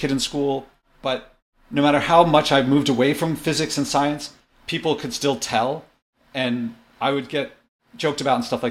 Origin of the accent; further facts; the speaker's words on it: Philadelphia, Pennsylvania, United States; I was born in Philadelphia